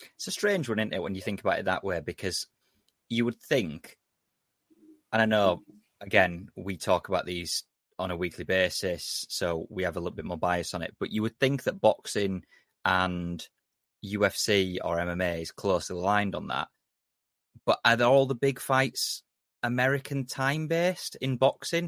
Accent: England, United Kingdom; we're, we're British fans or English fans.

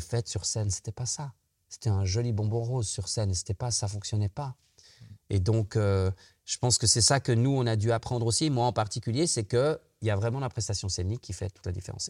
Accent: Switzerland; nous les Suisses.

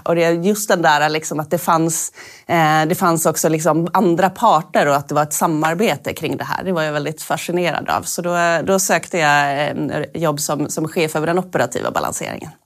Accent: Norrbotten County, Sweden; moved away; also born or lived in Stockholm; jag är från Norrbotten

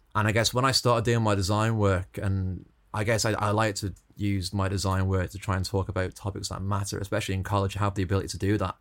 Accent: Stoke-on-Trent, West Midlands, United Kingdom; now in Dublin, Ireland; I was always growing up in Stoke, so my accents.

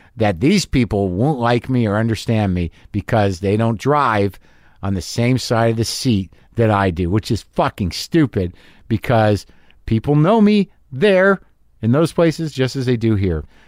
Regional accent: United States; I'm an American abroad

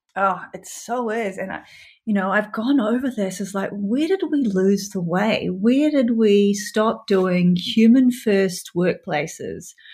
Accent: New Zealand; New Zealand, my home country

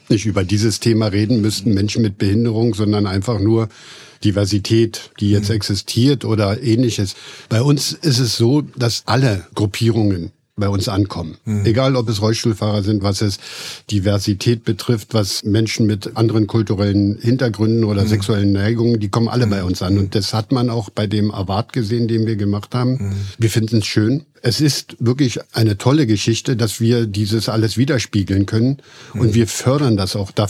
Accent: East Germany, Germany; Ich bin im Osten aufgewachsen und da gab es nur die deutsch-sowjetische Freundschaft, hieß ja. es früher.

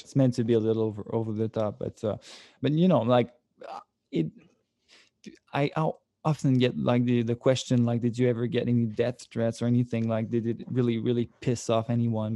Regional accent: Sorel, Quebec, Canada; I come from Sorel, which is like a, a small town, like about an hour from Montreal

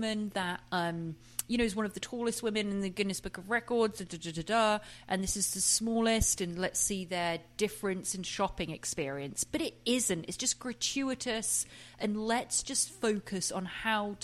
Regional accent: England, United Kingdom; I'm from England

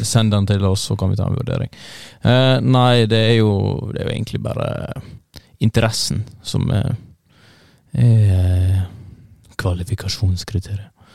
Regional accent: Førde, Vestland, Norway; jeg er fra litt utafor eh, en liten eh, puslete by som heter Førde

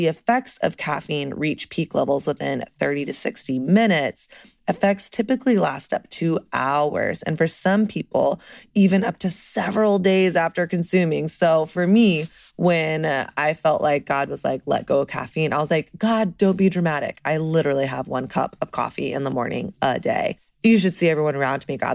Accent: the South, United States; now in Brooklyn, United States; I'm from the South.

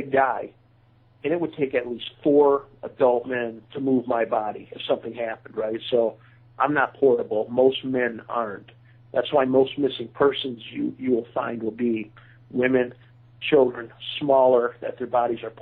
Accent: Grand Haven, Michigan, United States; I grew up near Grand Haven. I spent a lot of time as a youth on the beaches of Grand Haven

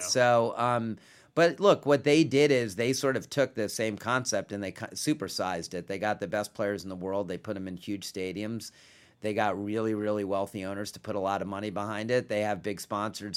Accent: Washington, District of Columbia, United States; I grew up in Washington

